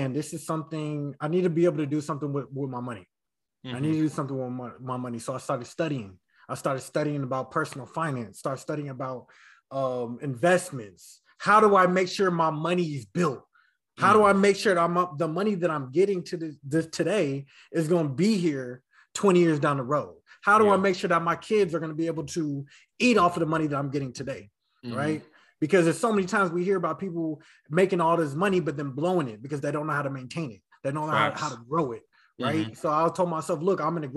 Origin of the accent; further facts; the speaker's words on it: Vallejo, California, United States; I'm from San Francisco Bay Area in a city called Vallejo